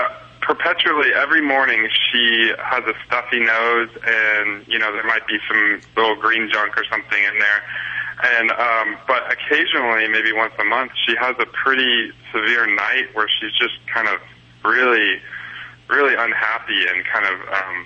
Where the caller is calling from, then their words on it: Los Angeles, California, United States; Los Angeles, California.